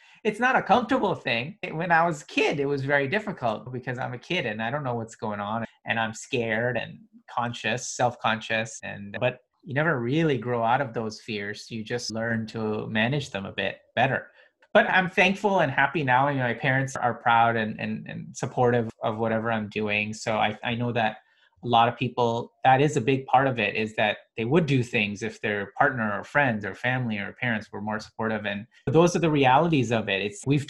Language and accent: English; India; also born or lived in Middle East; Then I was in the Middle East, but I was Indian. So even though I'm Muslim there, I'm also Indian, so I'm a minority there.